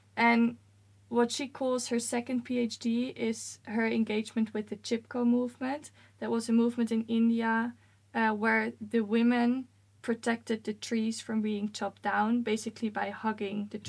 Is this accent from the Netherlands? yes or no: yes; Netherlands; moved away as an adult; now in Sweden; I'm originally from the Netherlands